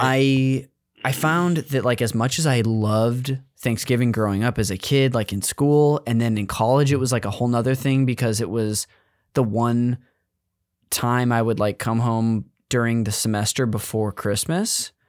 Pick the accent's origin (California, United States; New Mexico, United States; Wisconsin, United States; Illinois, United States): California, United States; I grew up in California